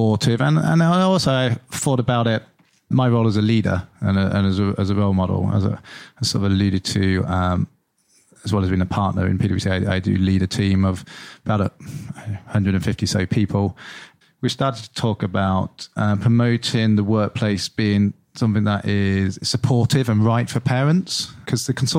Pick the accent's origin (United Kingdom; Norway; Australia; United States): United Kingdom; Lincolnshire, East Midlands; moved away; I grew up in Lincolnshire.